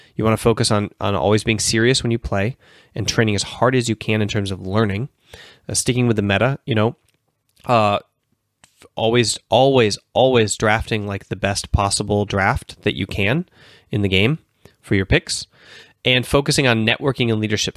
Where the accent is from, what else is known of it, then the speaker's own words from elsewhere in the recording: Minnesota, United States; moved away as an adult; also born or lived in Finland; University of Minnesota, my, my home state.